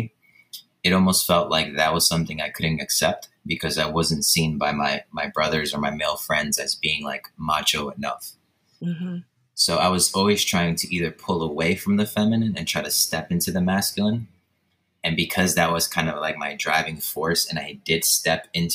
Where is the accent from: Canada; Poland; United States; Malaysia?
Poland; moved away; born and raised in Poland in a super small village with just five homes